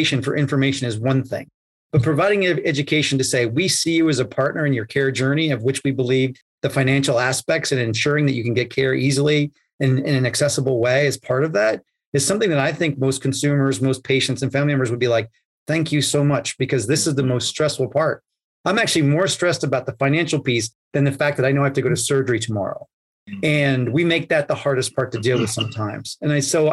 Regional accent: New York, United States; I grew up in New York

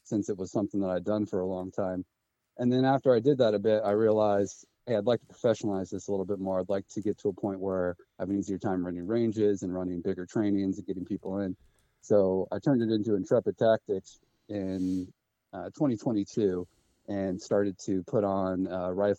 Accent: Washington, United States; moved away as an adult; also born or lived in North Carolina; I'm originally from Washington State. I grew up here

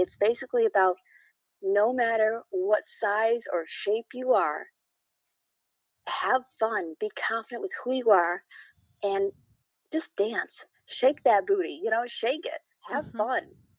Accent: New York, United States; Actually in upstate New York.

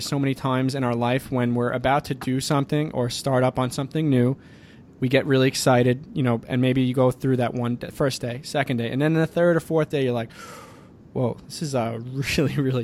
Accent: Long Island, New York, United States; We actually come from the same island, Long Island

